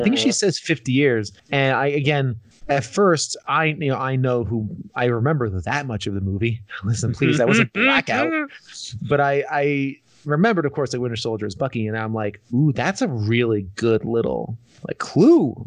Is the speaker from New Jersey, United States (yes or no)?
yes; New Jersey, United States; it's my home state